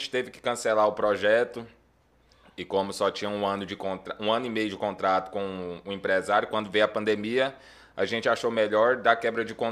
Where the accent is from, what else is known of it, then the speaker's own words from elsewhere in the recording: Minaçu, Goiás, Brazil; moved away as an adult; also born or lived in Goiânia; now in Porangatu, Brazil; Eu sou natural de Minasu. Minasu. Minasu, Goiás.